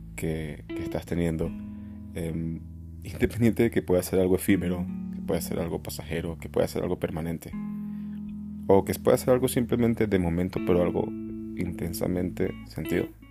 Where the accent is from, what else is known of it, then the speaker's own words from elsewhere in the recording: Venezuela; moved away as an adult; now in Barcelona, Spain; yo me fui de Venezuela hace cinco años